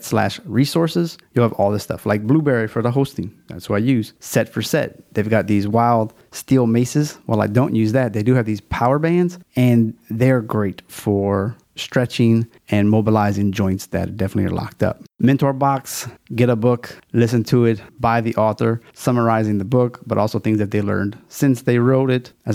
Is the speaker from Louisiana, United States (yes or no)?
yes; Louisiana, United States; We got a Louisiana theme. It's my home state, so I'm kind of fond of it